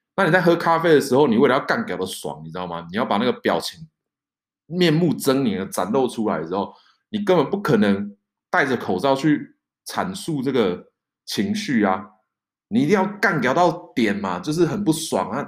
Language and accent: Chinese; Taiwan; now in France; 我是台湾来的